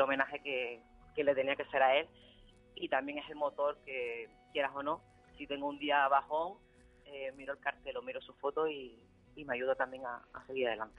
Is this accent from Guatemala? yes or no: no; La Aldea de San Nicolás, Canary Islands, Spain; moved away as an adult; volver a mi pueblo, de, de poder arrancar mi, mi ilusión en, eh, en el pueblo donde me he criado